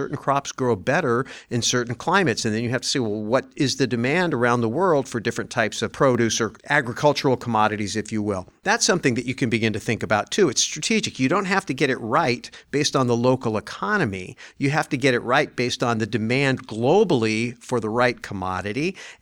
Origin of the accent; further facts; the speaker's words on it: Santa Clara Valley, California, United States; I grew up in Silicon Valley. Before it was Silicon Valley. I grew up when it was Santa Clara Valley